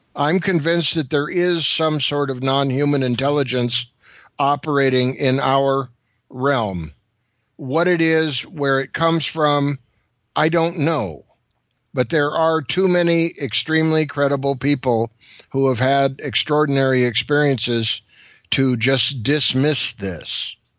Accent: California, United States; I'm from California.

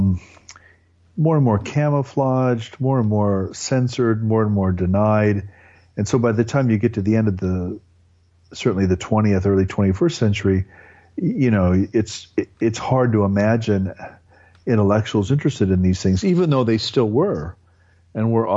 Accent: Nebraska, United States; I grew up in a mostly German, ethnically German farming community in Nebraska

